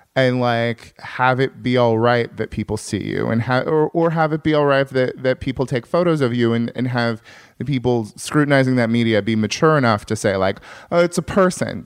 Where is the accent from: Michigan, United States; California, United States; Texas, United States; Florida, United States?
California, United States; farm town north of San Francisco; now in Los Angeles, United States; I'm a Californian, I like California